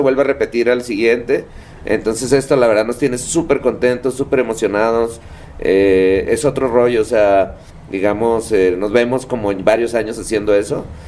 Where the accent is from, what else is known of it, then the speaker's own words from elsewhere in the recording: Tijuana, Baja California, Mexico; soy, digamos, un local ahí de playas de Tijuana